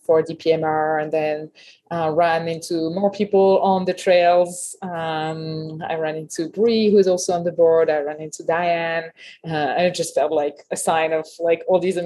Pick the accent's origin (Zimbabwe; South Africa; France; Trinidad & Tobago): France; Paris, Île-de-France; English is a second language; moved away as an adult; also born or lived in Berkeley, California; now in Truckee, United States; I grew up in Paris in France. I was there until 2008 when I arrived in Berkeley